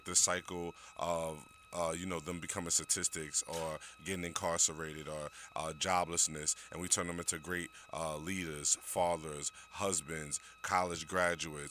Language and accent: English; New York City, New York, United States; I grew up in New York City as a young man, single-parent household